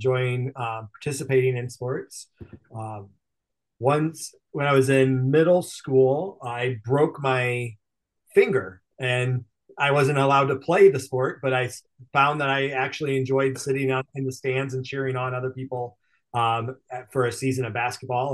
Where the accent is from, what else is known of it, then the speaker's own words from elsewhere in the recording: Cedar Rapids, Iowa, United States; I was born and raised in Iowa, grew up in Cedar Rapids